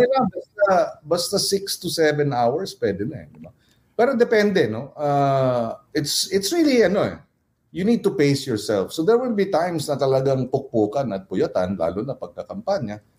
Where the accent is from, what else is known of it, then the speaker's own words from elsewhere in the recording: Pampanga, Philippines; kapampangan ako, we're very clannish